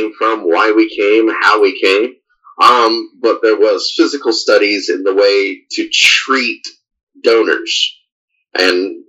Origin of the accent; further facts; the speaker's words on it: Kokomo, Indiana, United States; I grew up in Indiana